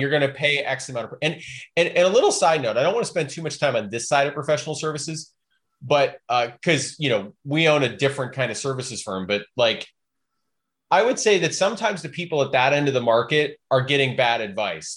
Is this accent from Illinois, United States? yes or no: yes; Chicago, Illinois, United States; now in Portland, United States; I grew up in Chicago